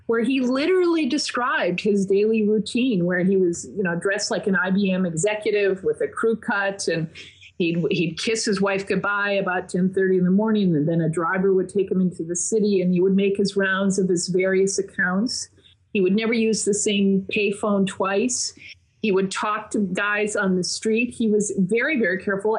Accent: Minnesota, United States; moved away as an adult; also born or lived in Massachusetts; now in Long Island, United States; I grew up in Minnesota and I went to college in Massachusetts, but I went back to Minnesota to work

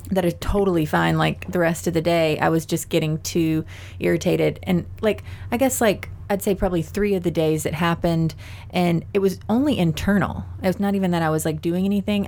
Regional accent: Mississippi, United States; we grew up in Mississippi

